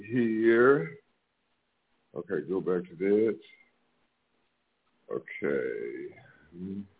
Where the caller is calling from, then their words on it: Jackson, Mississippi, United States; Yes, I'm tuning in from Jackson, Mississippi.